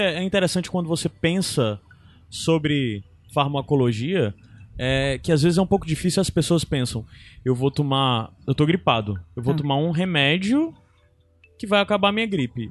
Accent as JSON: {"language": "Portuguese", "region": "interior of Ceará", "country": "Brazil", "said": "eu sou cearense do interior"}